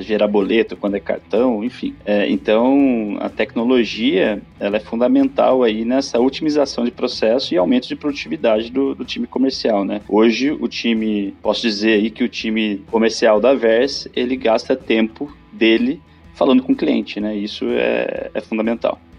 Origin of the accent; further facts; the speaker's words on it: Campinas, São Paulo, Brazil; Sou natural de Campinas, no interior de São Paulo